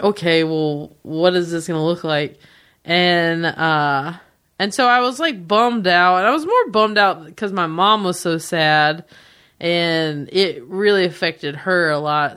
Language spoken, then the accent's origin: English; a town near Charlotte, North Carolina, United States; accent: thick; moved away as an adult; now in Los Angeles, United States; my hometown's great